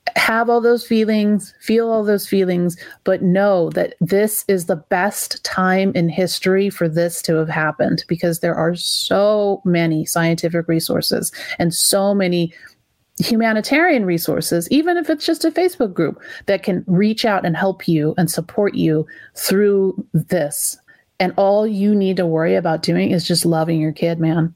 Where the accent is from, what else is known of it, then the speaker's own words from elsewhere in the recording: California, United States; we're California parents. We came from California parents who came from California parents